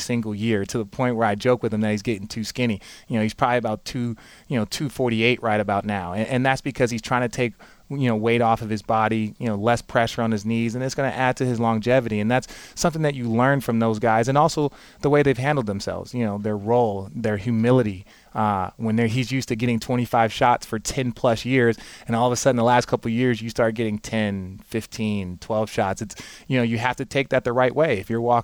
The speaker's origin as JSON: {"language": "English", "town": "Phoenix", "region": "Arizona", "country": "United States", "tie": "born or raised there", "moved": "yes", "said": "I grew up in Phoenix, Arizona"}